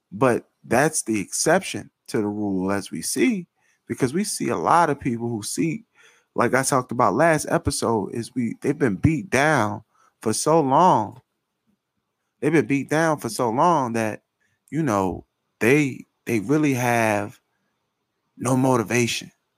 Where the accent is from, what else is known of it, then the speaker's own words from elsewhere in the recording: Philadelphia, Pennsylvania, United States; I grew up, right, I'm from North Philadelphia